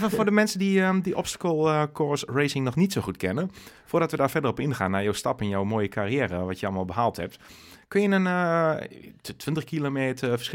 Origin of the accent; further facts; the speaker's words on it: Nijeveen, Drenthe, Netherlands; uit Nijenveen.